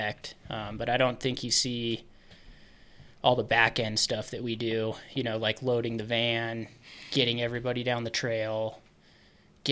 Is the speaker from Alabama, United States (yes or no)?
no; Grand Junction, Colorado, United States; moved away as an adult; now in Gunnison, United States; I grew up in Grand Junction